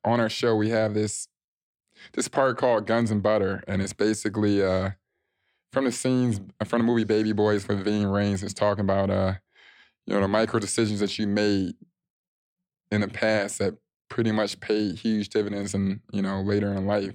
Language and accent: English; Chicago, Illinois, United States; moved away; I came from Chicago